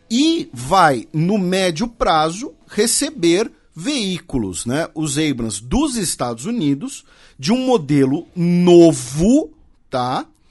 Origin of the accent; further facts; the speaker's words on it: Brazil; nós brasileiros